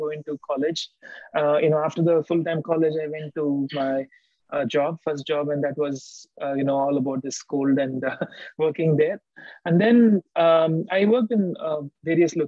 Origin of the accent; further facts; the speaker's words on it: India; now in United States; I grew up in India, in my early age, when I was very young